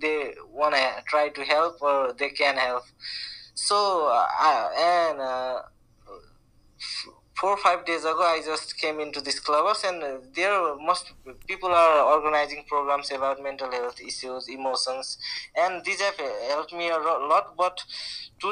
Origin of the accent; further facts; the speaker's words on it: Nepal; I'm from Nepal.